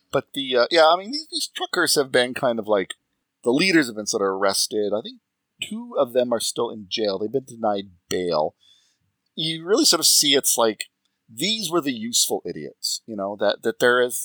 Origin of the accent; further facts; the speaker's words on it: Montreal, Quebec, Canada; also born or lived in Seattle area; now in Toronto area, Canada; I grew up in Montreal